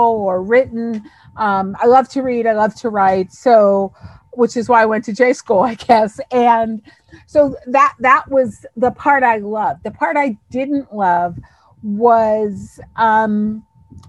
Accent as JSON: {"language": "English", "area": "Long Island", "region": "New York", "country": "United States", "tie": "born or raised there", "said": "So I grew up in New York on Long Island. I was born in New York City"}